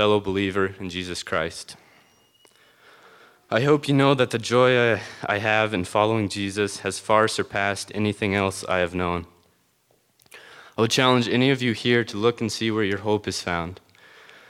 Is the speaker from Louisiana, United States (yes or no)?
no; Conrad, Montana, United States; I was born and raised in Conrad, Montana.